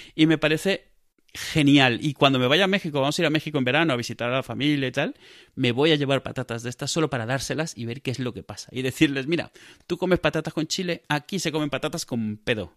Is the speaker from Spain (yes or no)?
yes; Spain